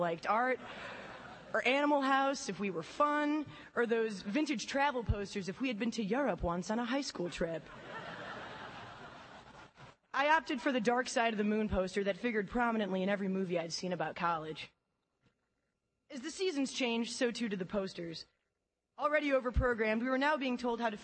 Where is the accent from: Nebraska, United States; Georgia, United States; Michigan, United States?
Michigan, United States; Detroit; moved away as an adult